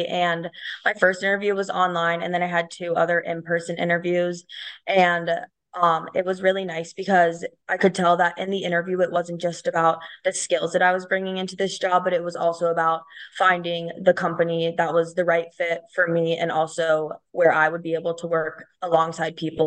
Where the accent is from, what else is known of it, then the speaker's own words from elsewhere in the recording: Cincinnati, Ohio, United States; moved away as an adult; now in Colorado, United States; I actually grew up in the Midwest. I'm from Cincinnati, Ohio